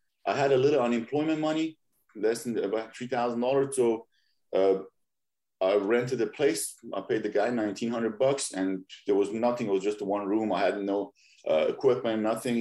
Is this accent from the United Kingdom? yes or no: no; Iran; now in Los Angeles, United States; I'm originally from Iran. When I was growing up, and I was born in 80